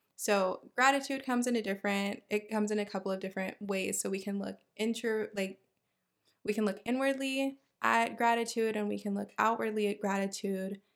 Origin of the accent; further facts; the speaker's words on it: Houston, Texas, United States; I am from Houston, Texas, born and raised